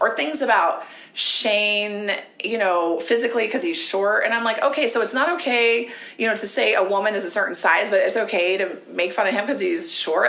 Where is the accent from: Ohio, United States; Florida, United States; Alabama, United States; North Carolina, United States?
Ohio, United States; moved away; I grew up in Ohio